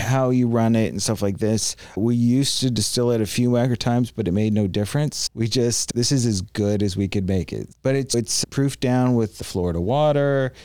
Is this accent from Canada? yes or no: yes; Canada; also born or lived in Miami / Tampa Bay; now in Tampa, United States; I grew up in Canada